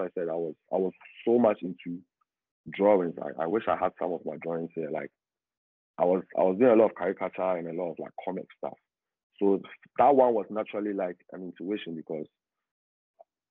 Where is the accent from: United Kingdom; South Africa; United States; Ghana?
Ghana; Accra, Greater Accra; I was born in Accra, the capital city, in a suburban area called Makati Hills